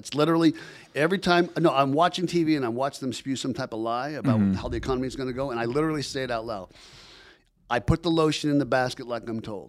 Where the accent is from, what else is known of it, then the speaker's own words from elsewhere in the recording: California, United States; We come from San Diego County to do this podcast every week.